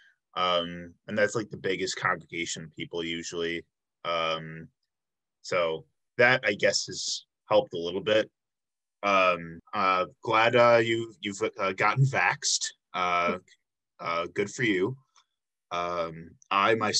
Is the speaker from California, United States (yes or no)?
no; Illinois, United States; I'm from Illinois myself